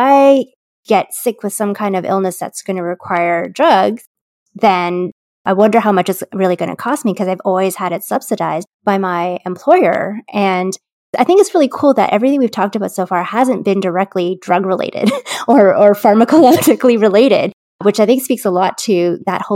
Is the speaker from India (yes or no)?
no; Canada; as a Canadian